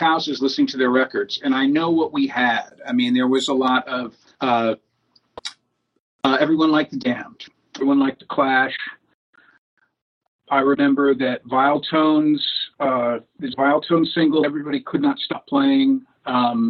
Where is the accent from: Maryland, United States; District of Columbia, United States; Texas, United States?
District of Columbia, United States; Washington; also born or lived in Detroit; I grew up in Washington, D.C.